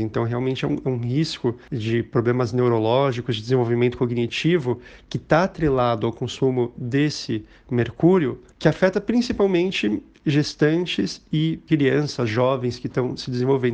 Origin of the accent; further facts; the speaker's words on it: São Paulo, Brazil; also born or lived in Tapajós River, Pará; sou de São Paulo